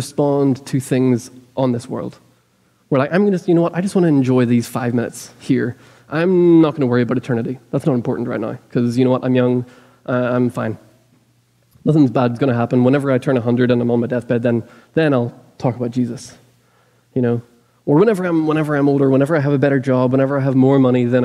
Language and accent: English; Ireland; now in Lexington, United States; I'm Irish